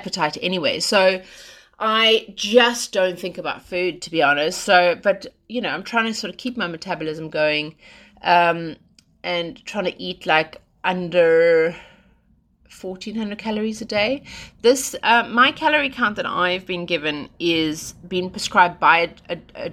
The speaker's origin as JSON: {"language": "English", "country": "South Africa", "said": "I'm South African"}